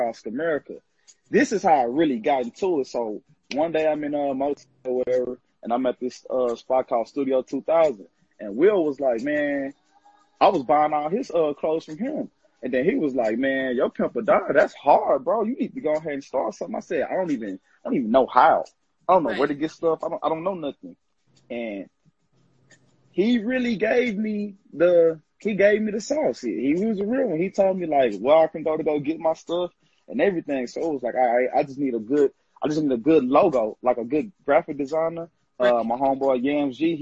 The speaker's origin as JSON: {"language": "English", "town": "Missouri City", "region": "Texas", "country": "United States", "said": "I'm from Houston, Texas. Mouth City to be exact, Missouri City"}